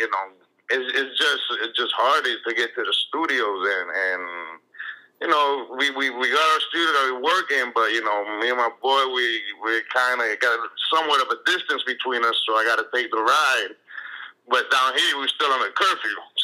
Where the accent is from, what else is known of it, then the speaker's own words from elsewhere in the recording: Miami, Florida, United States; first language Spanish; English is a second language; also born or lived in Nicaragua; I've been here since I was three